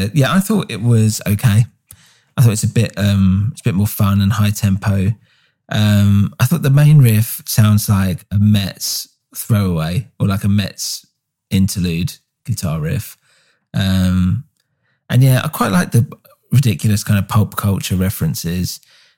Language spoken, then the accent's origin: English; England, United Kingdom; we're English.